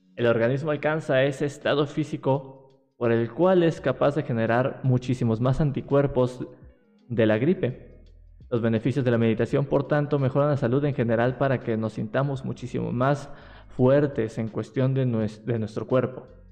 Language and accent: Spanish; Mexico City, Mexico; Yo soy de aquí, de, de la Ciudad de México